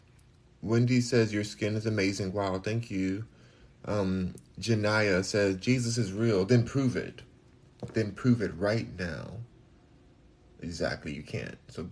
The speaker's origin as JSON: {"language": "English", "town": "Los Angeles", "region": "California", "country": "United States", "tie": "born or raised there", "also_born_or_lived": "Houston", "moved": "yes", "said": "I'm from Los Angeles. I'm born and raised there"}